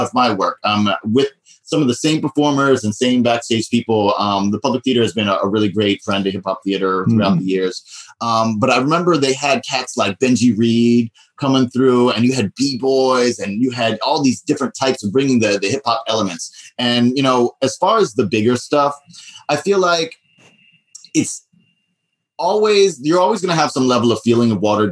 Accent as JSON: {"language": "English", "country": "U.S. Virgin Islands", "tie": "born or raised there", "also_born_or_lived": "New York", "moved": "as an adult", "said": "I grew up in St. Croix in the Virgin Islands, where I graduated high school, and I came up to New York for college"}